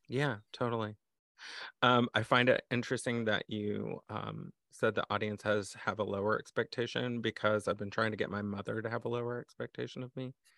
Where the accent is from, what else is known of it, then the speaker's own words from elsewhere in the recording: Texas, United States; moved away; as a Texan, former Texan